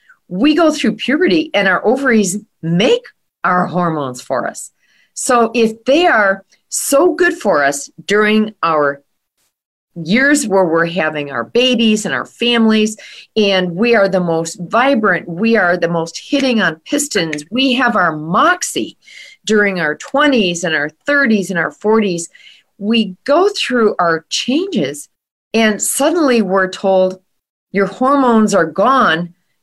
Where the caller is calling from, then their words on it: Waukesha, Wisconsin, United States; I am in Waukesha, Wisconsin, just west of Milwaukee